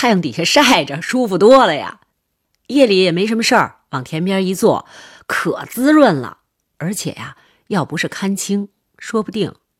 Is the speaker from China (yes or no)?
yes; Northeast China, China; 也可能是因为我们老家比较偏远吧，就是东北平原上的一个小村子